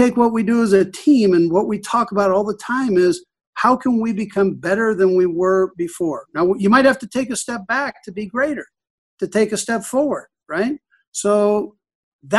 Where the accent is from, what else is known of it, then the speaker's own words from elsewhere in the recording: Los Angeles, California, United States; now in Kansas City, United States; I grew up in Los Angeles during the 60s and 70s